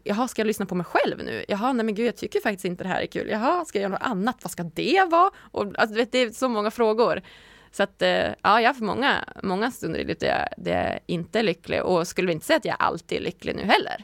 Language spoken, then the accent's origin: Swedish; Umeå, Västerbotten County, Sweden; moved away as an adult; also born or lived in Stockholm / Gothenburg / Malmö / Lund; jag är från Umeå